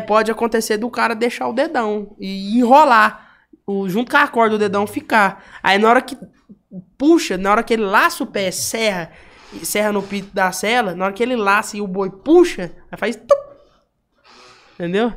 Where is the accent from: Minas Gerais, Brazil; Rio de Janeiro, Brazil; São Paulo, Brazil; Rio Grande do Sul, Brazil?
Minas Gerais, Brazil; Uberlândia; eu sou lá do Berlândia, né? crescido e. Nascido e crescido no Berlândia